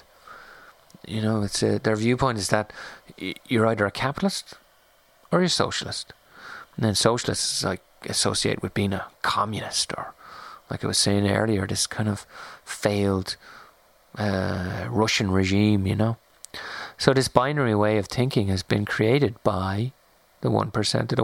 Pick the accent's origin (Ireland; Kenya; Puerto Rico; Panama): Ireland; moved away; also born or lived in France; growing up in Ireland or living in France